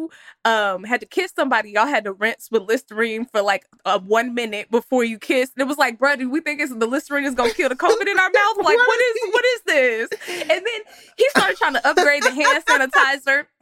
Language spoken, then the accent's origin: English; Texas, United States; I'm from Texas